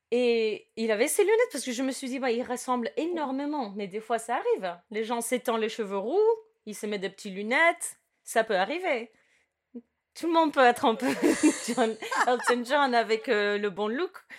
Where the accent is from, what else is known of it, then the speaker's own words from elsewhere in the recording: Cuba; moved away; also born or lived in United States; je suis née à Cuba et mes parents, ils ont fait, ils ont traversé des, des, obstacles